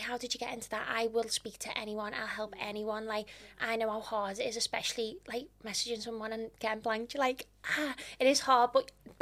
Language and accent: English; Liverpool, North West England, United Kingdom; a woman from Liverpool